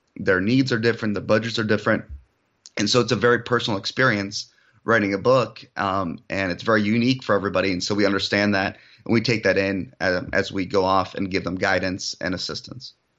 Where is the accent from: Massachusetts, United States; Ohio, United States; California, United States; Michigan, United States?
Michigan, United States; also born or lived in Europe; I was actually Born in Europe, um, I moved to the United States when I, at, at a very young age, so no accent. I originally grew up in Michigan